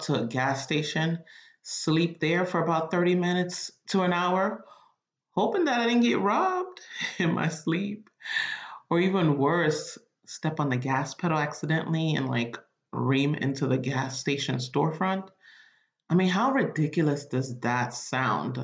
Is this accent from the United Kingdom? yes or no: no; Nigeria; I'm Nigerian